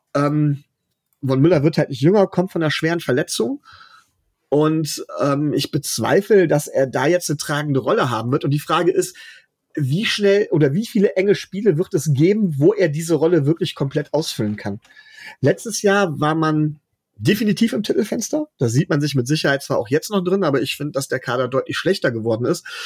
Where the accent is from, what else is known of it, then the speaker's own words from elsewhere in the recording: Mönchengladbach, North Rhine-Westphalia, Germany; ich komme aus Mönchengladbach